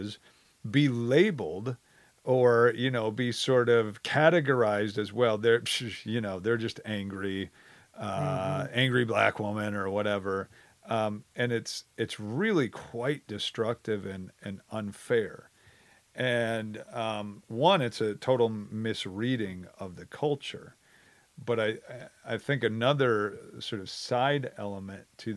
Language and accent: English; Wisconsin, United States; I grew up in Wisconsin my whole life.